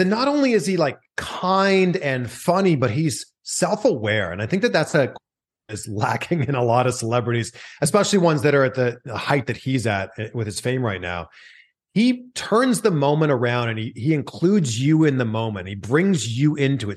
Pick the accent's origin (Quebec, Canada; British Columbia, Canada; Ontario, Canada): Ontario, Canada; Toronto; now in California, United States; I'm from Toronto